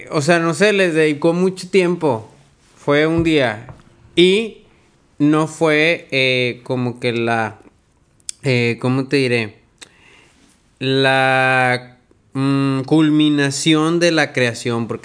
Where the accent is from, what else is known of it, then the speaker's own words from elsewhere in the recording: Monterrey, Nuevo León, Mexico; somos de Monterrey